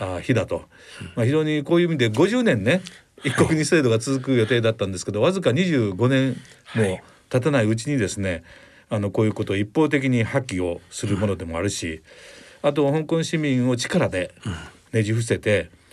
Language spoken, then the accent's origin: Japanese; Kochi, Japan; 地元のですね高知県にいまして